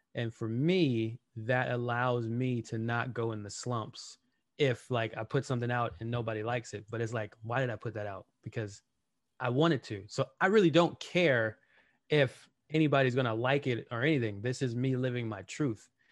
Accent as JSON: {"language": "English", "town": "Los Angeles", "region": "California", "country": "United States", "tie": "born or raised there", "said": "I grew up in Watts, I grew up in the hood"}